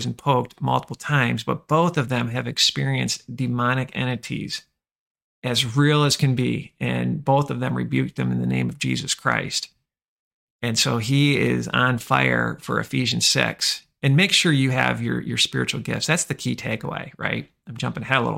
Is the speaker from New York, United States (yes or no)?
no; Michigan, United States; born or raised there